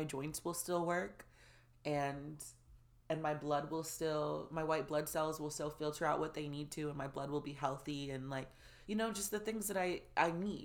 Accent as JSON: {"language": "English", "town": "Orlando", "region": "Florida", "country": "United States", "tie": "born or raised there", "also_born_or_lived": "Atlanta", "moved": "as an adult", "said": "I grew up in Orlando"}